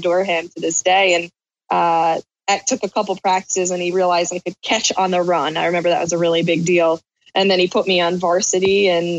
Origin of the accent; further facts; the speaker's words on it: Southeastern Connecticut, United States; I'm from Southeastern Connecticut